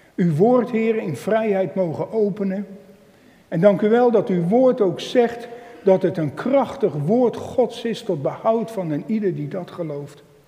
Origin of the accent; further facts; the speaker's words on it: Emmeloord, Flevoland, Netherlands; ik ben van Emmeloord en omgeving